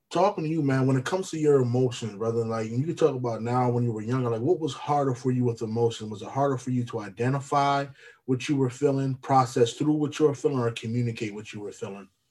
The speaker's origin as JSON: {"language": "English", "town": "Lancaster", "region": "Pennsylvania", "country": "United States", "moved": "yes", "said": "I'm from Pennsylvania originally, Lancaster"}